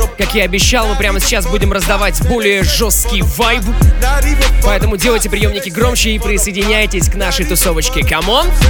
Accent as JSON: {"language": "Russian", "town": "Salavat", "region": "Bashkortostan", "country": "Russia", "moved": "yes", "said": "Я сам из Салавата просто. Это же совсем рядышком."}